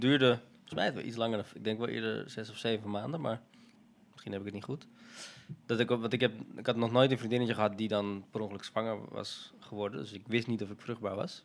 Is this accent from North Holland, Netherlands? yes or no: yes; Amsterdam, North Holland, Netherlands; we zijn allebei opgegroeid in de Watergraasmeer ook